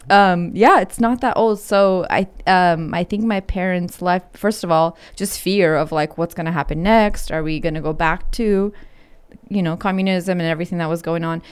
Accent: Ukraine; moved away; I was born in Ukraine

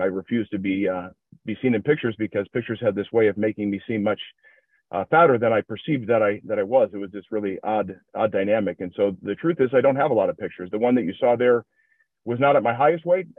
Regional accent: Minnesota, United States; accent: generic Midwestern; I'm from Minnesota, so if it sounds like uh, just a just a generic Midwestern ac- accent, that's what you'll have here

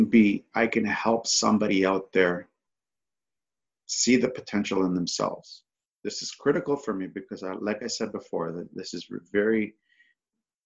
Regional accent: Toronto, Ontario, Canada; I'm from Toronto, Ontario, Canada

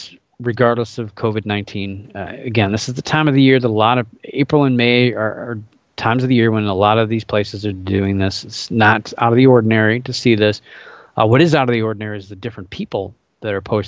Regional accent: Indiana, United States; I grew up in Indiana, so I was born in Indiana

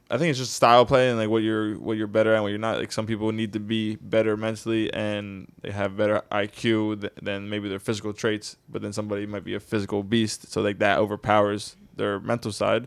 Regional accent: New Jersey, United States; growing up in Jersey, like, I'm not gonna lie, growing up, we were playing ball on the street

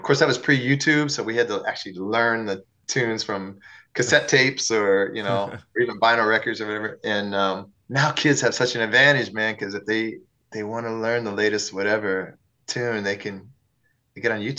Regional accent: Peoria, Illinois, United States; I did. I'm the only one in the … that can say I'm from Peoria out of like seven people in the band, you know?

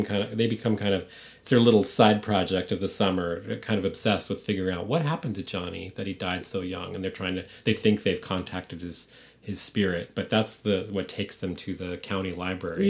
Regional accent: San Francisco, California, United States; I grew up in San Francisco proper

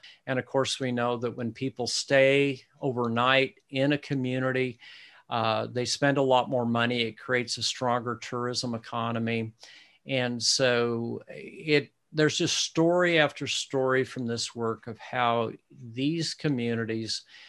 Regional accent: Midwest, United States; Yeah, I'm a Midwesterner, so yeah. I don't quite get it right.

